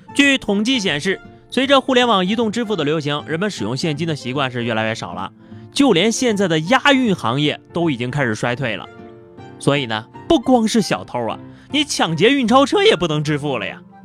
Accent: northern China, China; 作为一个北方人

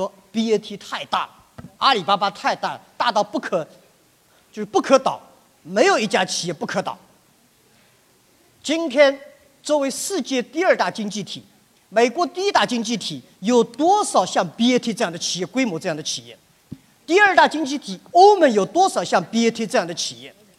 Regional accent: China; 我在美国海外没有留过学，但是我自小对英文感兴趣，我对西方的文化感兴趣。但是我是一个中国人

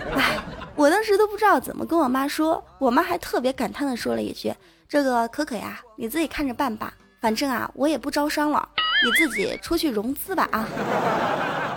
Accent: Zhejiang, China; moved away; 因为我是小时候在浙江长大嘛

